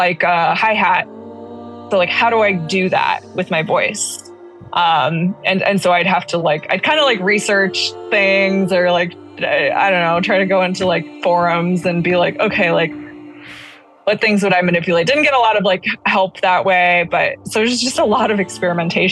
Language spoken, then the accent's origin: English; Alameda, California, United States; I grew up in Alameda, California, which is like a former naval base as well